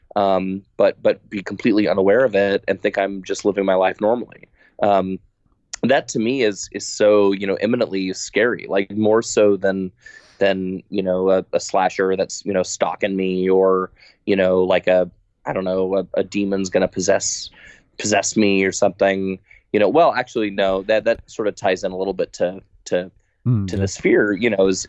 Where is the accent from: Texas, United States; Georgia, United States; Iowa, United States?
Texas, United States; moved away; I'm from Texas originally